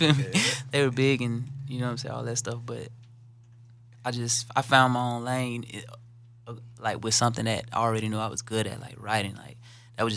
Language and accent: English; the South, United States; I'm from the South